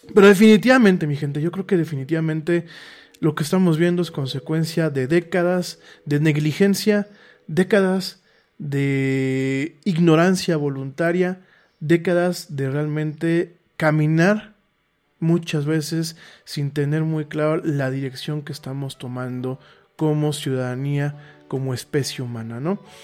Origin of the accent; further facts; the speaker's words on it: Mexico; soy mexicano. Eh, aquí vivo